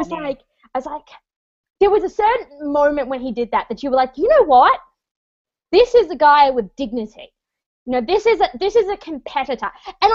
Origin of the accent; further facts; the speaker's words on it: Australia; moved away as an adult; now in Toronto, Canada; I am Australian, but I call Toronto, Canada home